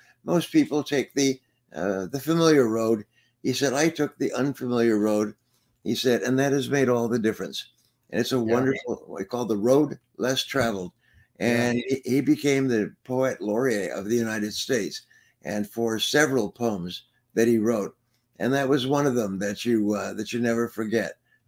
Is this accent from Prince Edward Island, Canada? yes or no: yes; Prince Edward Island, Canada; born there; Well, I was born in Prince Edward Island in Canada during the war.